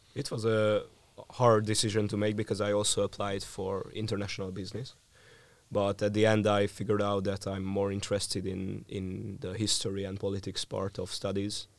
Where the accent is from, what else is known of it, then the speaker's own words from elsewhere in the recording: Hungary; I'm from Hungary